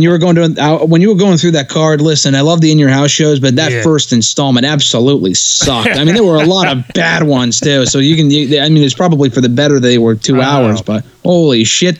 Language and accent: English; Connecticut, United States; my home state of Connecticut